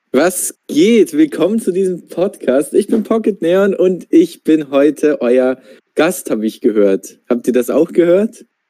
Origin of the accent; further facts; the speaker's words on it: Austria; ich komme ja aus, äh, ich komme ja aus Österreich